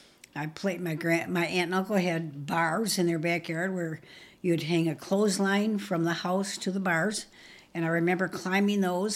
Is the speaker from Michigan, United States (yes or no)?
yes; Grand Rapids, Michigan, United States; born there; I was born in Grand Rapids, Michigan, actually in the attic of my grandpa and grandma's home on Helen Street, which is near Fulton and Diamond.